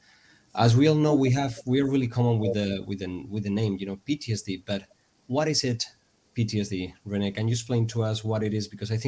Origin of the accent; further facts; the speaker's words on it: Pamplona, Navarre, Spain; in my hometown, I live in Pamplona